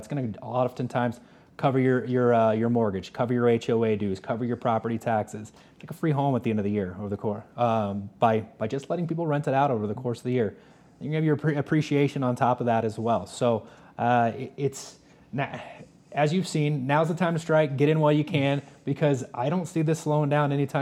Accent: Los Angeles, California, United States; moved away as an adult; now in Park City, United States; I'm originally from Los Angeles area, but I've been out here 17 years

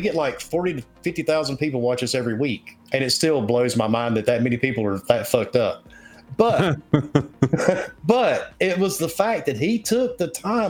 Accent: the South, United States; accent: Southern; I'm Southern as fuck. he should have been able to hear the accent

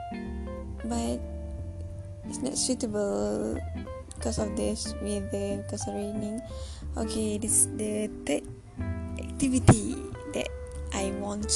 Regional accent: Kedah, Malaysia; English is a second language; moved away as an adult; now in Tanjung Malim, Malaysia; my hometown is in Kedah

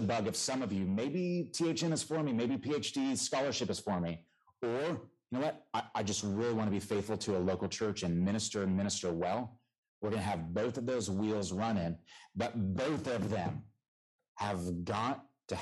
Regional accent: Southern California, United States; I am from the Lord's country, Southern California, the true South

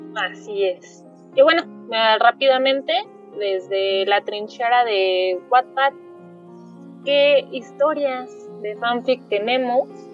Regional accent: Mexico; como nosotras somos de, de México

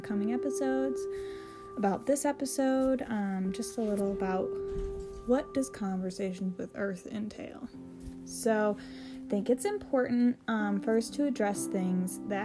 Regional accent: Michigan, United States; So I am from Michigan

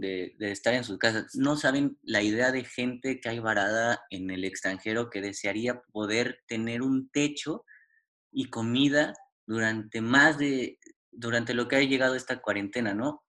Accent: Mexico; yo como mexicano lo estoy viendo

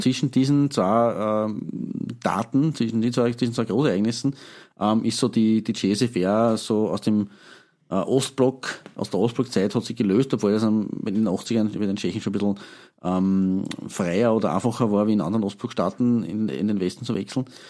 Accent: Eastern Austria, Austria; Gezwungenermaßen als, als Ostösterreicher

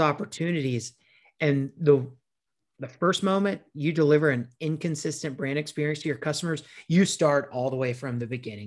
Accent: South Carolina, United States; my hometown here in South Carolina

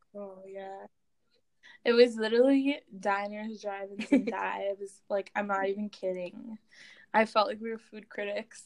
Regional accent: Grand Forks, North Dakota, United States; my my hometown's an hour and a half from the border.

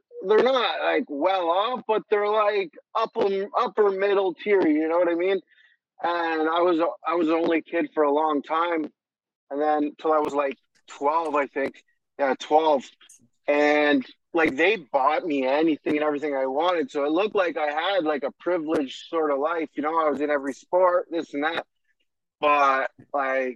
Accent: Hamilton, Ontario, Canada; From Hamilton, Ontario, Canada. Born and raised. Been here my whole life

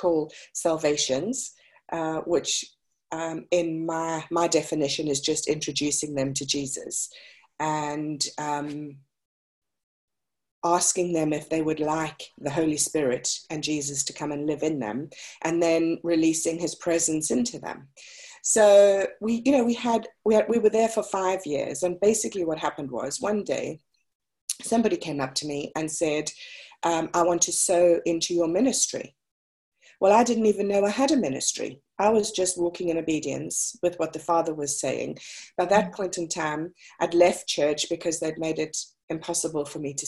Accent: South Africa; I was born and raised in South Africa.

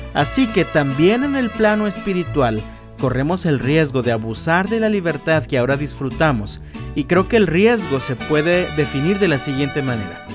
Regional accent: Mexico; disfrutamos como mexicanos

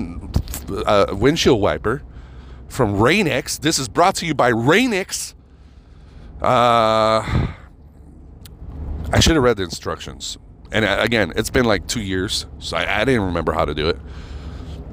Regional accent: United States; I'm an American.

